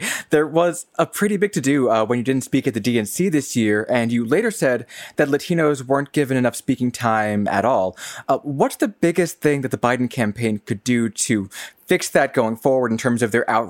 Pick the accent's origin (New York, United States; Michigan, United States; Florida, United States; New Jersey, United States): Michigan, United States; Flint; moved away; Yeah, I'm from Flint. My parents and brother both still live there.